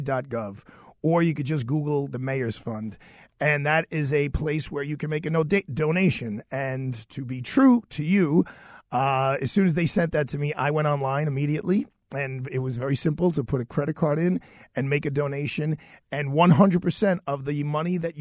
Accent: New York City, New York, United States; accent: Brooklyn; I am a Brooklyn boy. Everyone knows I'm a Brooklyn boy. All you have to do is hear my accent and you'll know I'm a Brooklyn boy

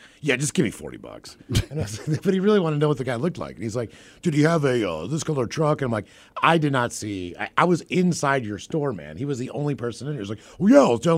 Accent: Seattle, Washington, United States

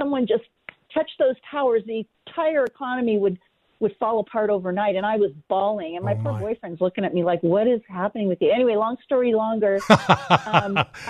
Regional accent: California, United States; moved away; my husband and I were born and raised in California, lived there 55 years.

